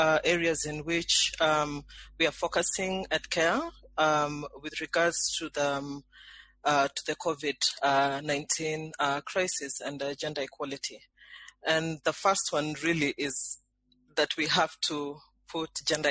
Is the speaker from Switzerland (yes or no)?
no; Kenya; I'm based in Nairobi, Kenya. I'm Kenyan myself.